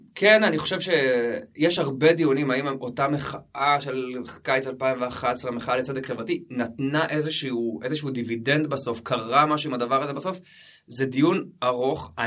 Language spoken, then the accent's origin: Hebrew; Jerusalem, Jerusalem District, Israel; moved away as an adult; also born or lived in Lod; now in Kibbutz Ma'abarot, Israel; גדלתי בירושלים, אחת האהבות הכי גדולות שלי זה העיר הזאת, המשפחה שלי עדיין שם, ההורים, אז אה, כן, שם גדלתי